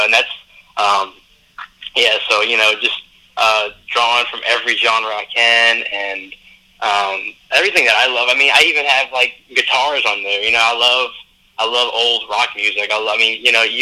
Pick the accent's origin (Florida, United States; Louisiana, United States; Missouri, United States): Louisiana, United States; New Orleans; I come from New Orleans.